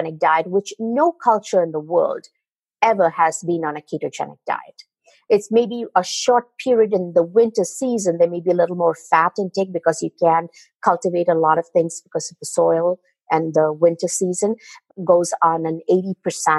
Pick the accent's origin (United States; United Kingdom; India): India; moved away; as a child, I come from India